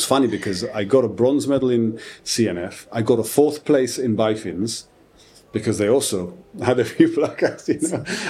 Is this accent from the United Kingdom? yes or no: yes; United Kingdom; I have to show that I'm British.